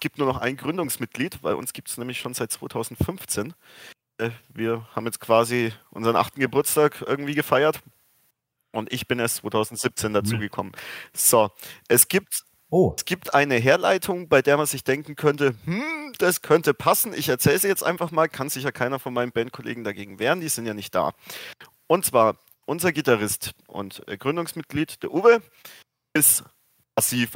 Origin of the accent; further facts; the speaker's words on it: Fürth, Bavaria, Germany; Ich wohne tatsächlich in Fürth und bin gebürtiger Fürther